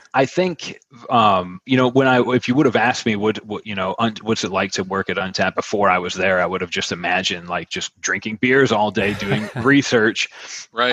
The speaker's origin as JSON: {"language": "English", "town": "Buffalo", "region": "New York", "country": "United States", "moved": "as an adult", "lives_now": "Wilmington, United States", "said": "I'm from Buffalo"}